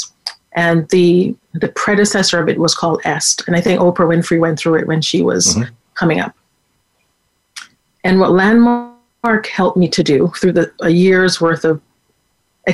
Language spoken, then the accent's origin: English; Jamaica; also born or lived in Waterbury, Connecticut, United States; now in United States; I was born in Jamaica